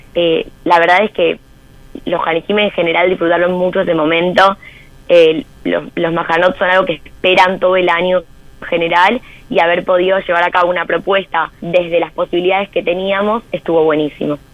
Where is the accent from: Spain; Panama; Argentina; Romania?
Argentina; Hoy nosotros en Argentina